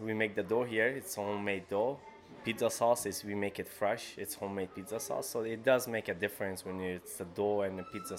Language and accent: English; Afghanistan; also born or lived in Toronto; now in Peterborough, Canada; Since October 8, 2002, that's when we came straight from Afghanistan into Toronto, then Peterborough.